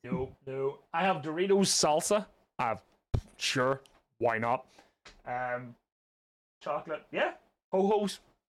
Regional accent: Ireland

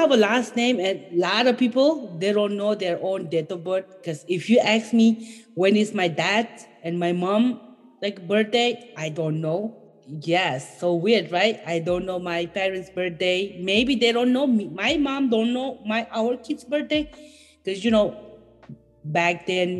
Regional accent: Bhutan; English is a second language; moved away as an adult; now in United States; I am from Bhutan and I am 32 years old

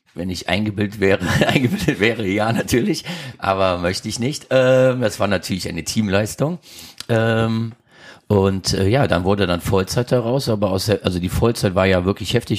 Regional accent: Krefeld, North Rhine-Westphalia, Germany; also born or lived in St. Tönis; Ich bin groß geworden in Krefeld

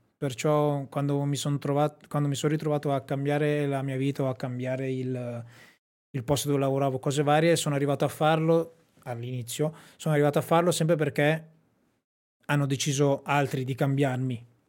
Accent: Sassuolo, Emilia-Romagna, Italy; a Sassuolo nel mio paese

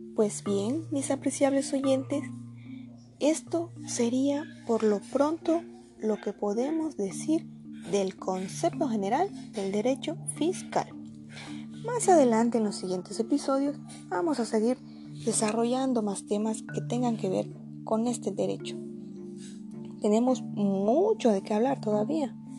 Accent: Mexico; Soy orgullosamente mexicana

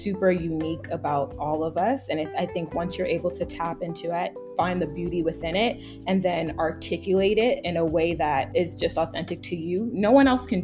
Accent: New York, United States; I grew up in New York.

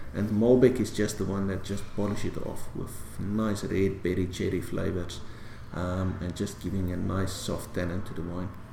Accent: South Africa; being proudly South African

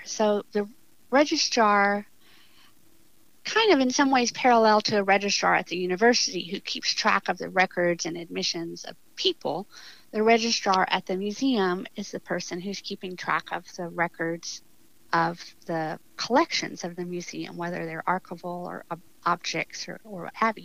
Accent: South Texas, United States; I'm from South Texas

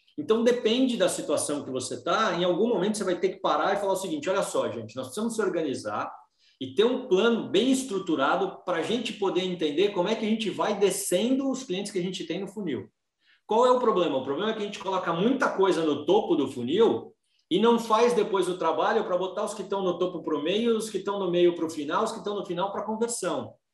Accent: Brazil; A minha angústia hoje como brasileiro

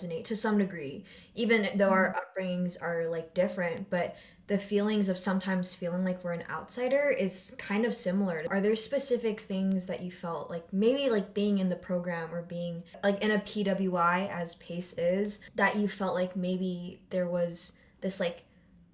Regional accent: California, United States; moved away; also born or lived in Taiwan; I grew up in California

